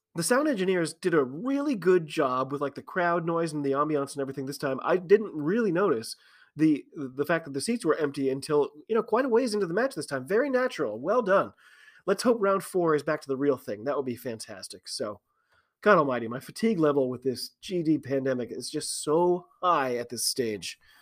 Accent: United States; I'm an American rugby fan

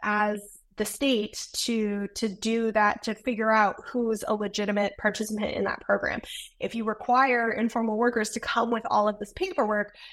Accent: United States; I'm a professor from the United States

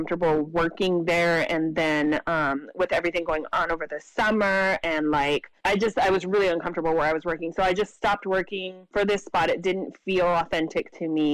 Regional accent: Imperial County, California, United States; now in San Diego, United States; I'm originally from Imperial County, which is like the desert, rural desert area in California

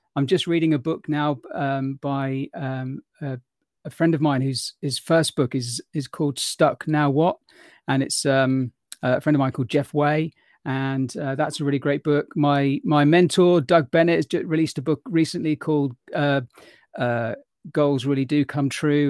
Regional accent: London, United Kingdom; I was born in London, in England

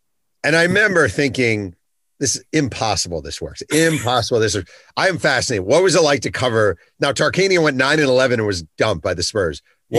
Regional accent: New York, United States; I'm from New York

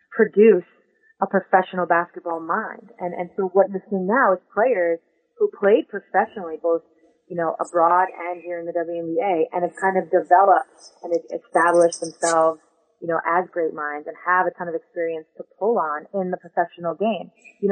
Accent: Long Island, New York, United States; So I'm from Long Island.

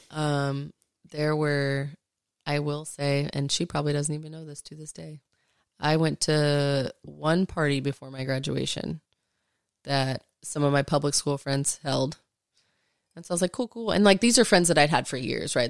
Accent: Arlington, Texas, United States; also born or lived in Fort Worth, Texas; I grew up in Arlington

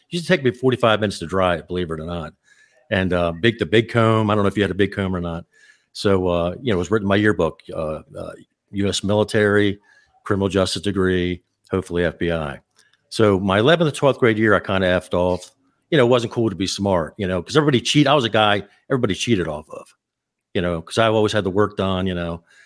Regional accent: Baltimore, Maryland, United States; I was born in Baltimore, Maryland

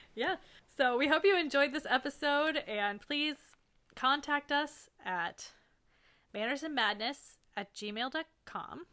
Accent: Florida, United States; we're from Florida.

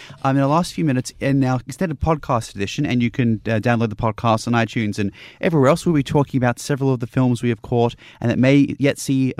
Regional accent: Newcastle, New South Wales, Australia; my hometown

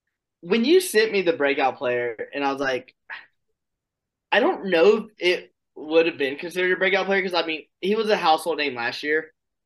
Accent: Columbus, Georgia, United States; I am from Columbus.

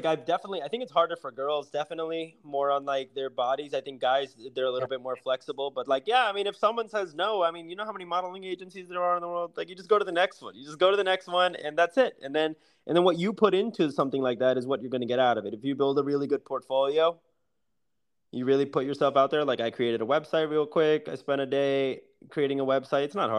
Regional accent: India; I mean, being Indian is difficult.

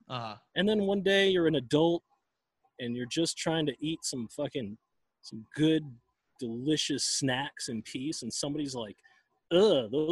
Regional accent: Minnesota, United States; now in Arizona, United States; I grew up in Minnesota

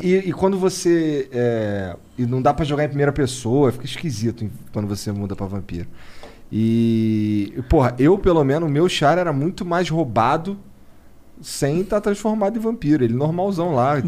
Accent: Rio de Janeiro, Brazil; moved away; Daí todo mundo sabe que eu sou carioca.

